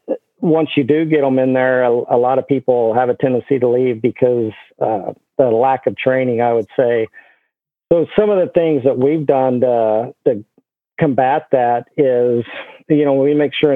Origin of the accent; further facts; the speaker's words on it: Guymon, Oklahoma, United States; I grew up in Guymon, Oklahoma